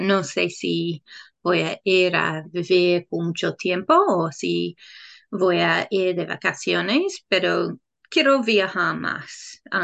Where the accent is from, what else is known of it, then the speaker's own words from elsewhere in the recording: England, United Kingdom; Spanish is a second language; moved away as an adult; now in New Zealand; soy de Inglaterra, pero vivo en Nueva Zelanda.